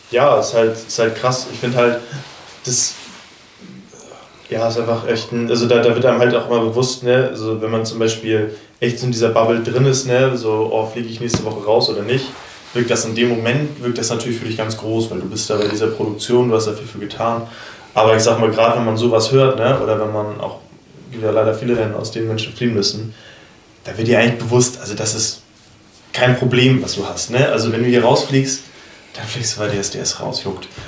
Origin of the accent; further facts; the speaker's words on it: Kronsburg, Schleswig-Holstein, Germany; ich bin einfach hier in Kronzburg aufgewachsen, ne, bei in, einem, in einer glücklichen Familie, sag ich mal, ohne Probleme, ohne Flucht, ohne alles